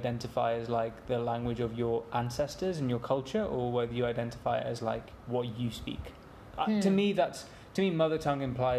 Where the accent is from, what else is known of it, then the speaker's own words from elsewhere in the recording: England, United Kingdom; I've grown up playing and watching cricket in England.